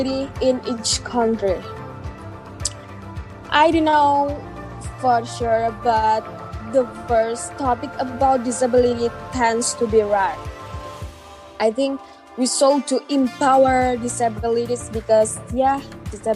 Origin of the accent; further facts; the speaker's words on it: Indonesia; from Indonesia